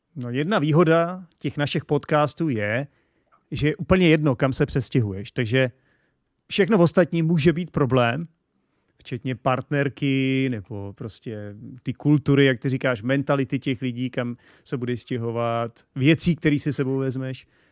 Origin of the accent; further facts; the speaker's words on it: Czechia; jsem z České republiky a jsem tedy Čech